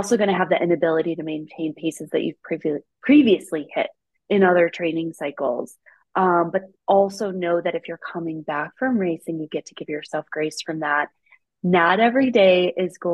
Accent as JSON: {"language": "English", "region": "Midwest", "country": "United States", "moved": "yes", "lives_now": "Colorado, United States", "said": "I'm from the Midwest"}